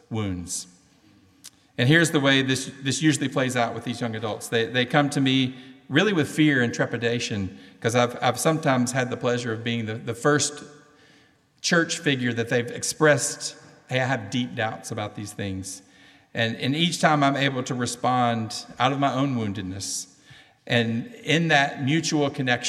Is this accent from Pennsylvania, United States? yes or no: no; Cleveland, Tennessee, United States; accent: southern; In my hometown, Cleveland, Tennessee, we say we are in the buckle of the Bible Belt. And by the way, if you don't understand my southern accent